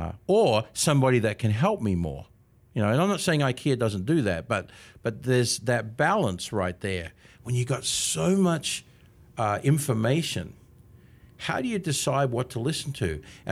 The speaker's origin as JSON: {"language": "English", "country": "Australia", "moved": "yes", "lives_now": "Canby, United States", "said": "But, you know, 27 and a half years here from Australia. And apparently, I haven't lost my accent yet."}